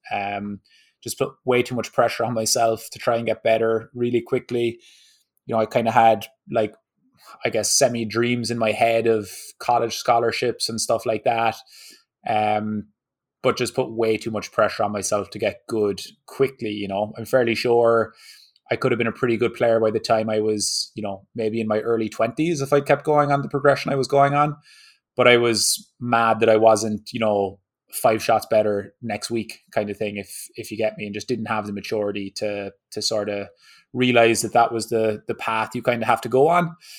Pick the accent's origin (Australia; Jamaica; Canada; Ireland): Ireland; moved away as an adult; now in Southern California, United States; I grew up in Ireland